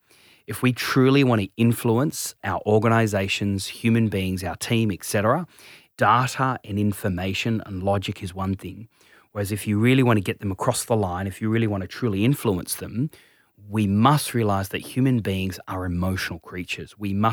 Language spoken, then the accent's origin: English; Tasmania, Australia; Yeah, so I'm originally from Tassie, mum's Indian, father's Scottish, big family, family of 11, ridiculous.